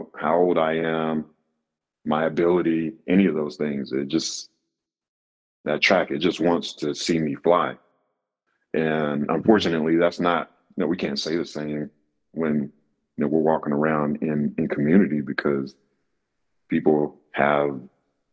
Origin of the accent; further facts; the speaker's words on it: Raleigh, North Carolina, United States; I'm from Raleigh, North Carolina.